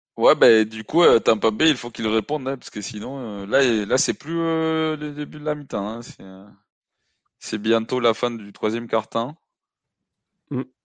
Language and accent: French; Mexico City, Mexico; moved away; Mexico, je, suis né, j'ai grandi là-bas